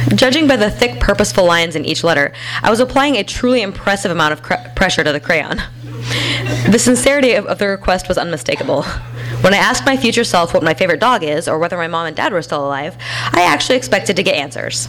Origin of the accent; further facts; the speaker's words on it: Bend, Oregon, United States; in my hometown of Bend